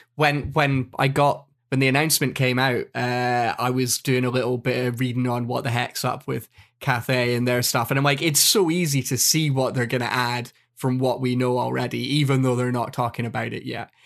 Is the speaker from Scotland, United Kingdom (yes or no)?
yes; Scotland, United Kingdom; I'm Scottish